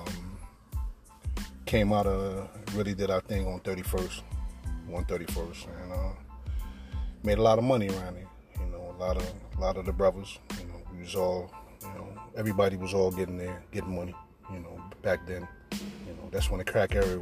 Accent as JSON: {"language": "English", "town": "New York City", "region": "New York", "country": "United States", "tie": "born or raised there", "said": "born and raised in Harlem all my life"}